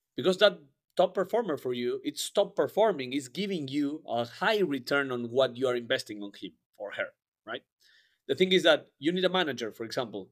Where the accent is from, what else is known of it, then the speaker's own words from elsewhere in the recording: Argentina; moved away; I am from Argentina originally